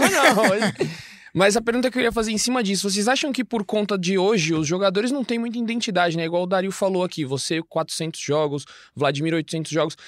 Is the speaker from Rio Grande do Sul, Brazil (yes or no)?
no; Cotia, São Paulo, Brazil; Sou lá de Cotia